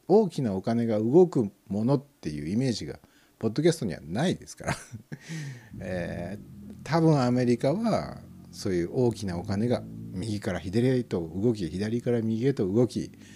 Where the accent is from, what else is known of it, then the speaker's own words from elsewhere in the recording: Tokai, Japan; 東海地方に生まれ育った子供ですから